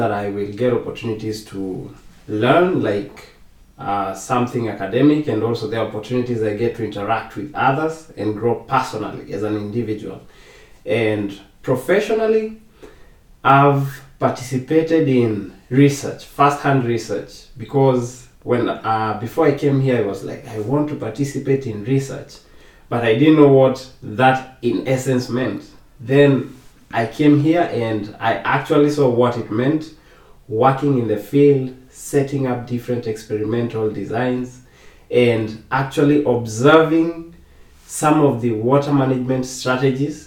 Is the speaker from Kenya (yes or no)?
yes; Kenya; moved away as an adult; now in Costa Rica; I was born and raised in Kenya